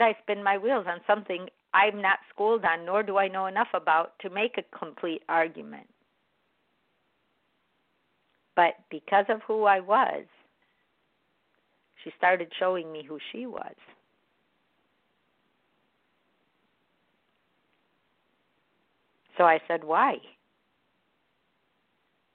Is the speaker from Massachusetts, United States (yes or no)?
no; Chicago, Illinois, United States; I was born in America, in Chicago